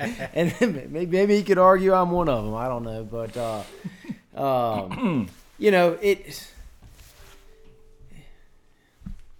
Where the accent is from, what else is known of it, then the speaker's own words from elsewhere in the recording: Meadowbrook, Chesterfield, Virginia, United States; I'm from Meadowbrook, so yeah. I'm from just over the river in the south side